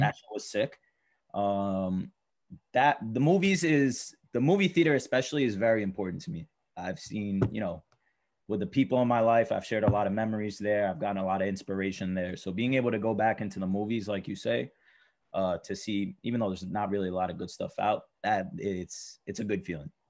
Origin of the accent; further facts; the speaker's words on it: New York City, New York, United States; I come from Astoria, Queens, not too far away.